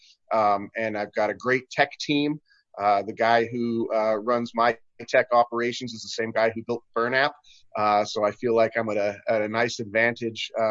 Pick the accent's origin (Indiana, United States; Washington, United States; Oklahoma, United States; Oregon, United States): Washington, United States; Marysville; my hometown of Marysville